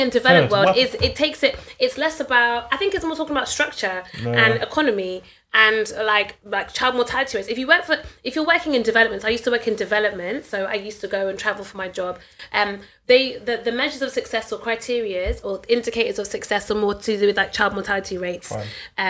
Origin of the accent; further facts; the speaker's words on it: Bristol, South West England, United Kingdom; I grew up in Bristol. I went to school in Bristol.